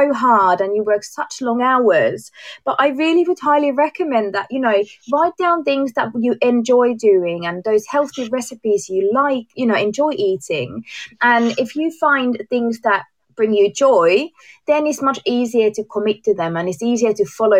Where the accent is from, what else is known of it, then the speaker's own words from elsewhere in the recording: Finland; moved away as an adult; also born or lived in Amsterdam, Netherlands; now in England; I am from Finland